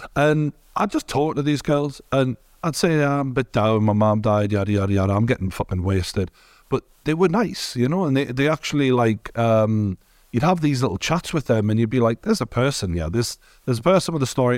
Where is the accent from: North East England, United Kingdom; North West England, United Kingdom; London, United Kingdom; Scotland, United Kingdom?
North East England, United Kingdom; Newcastle; born or raised there; accent: Geordie